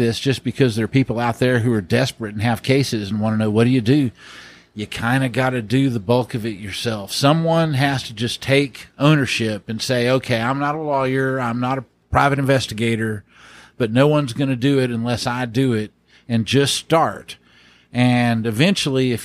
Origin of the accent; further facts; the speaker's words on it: Tyler, Texas, United States; Smith County is my home county. I grew up in Tyler.